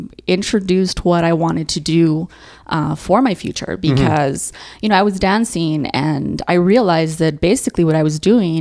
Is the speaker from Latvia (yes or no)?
no; El Paso, Texas, United States; also born or lived in Chandler, Arizona; Born and raised in El Paso.